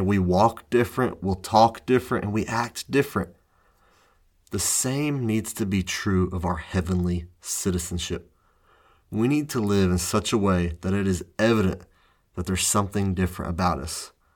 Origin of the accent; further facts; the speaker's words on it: United States; I am from the United States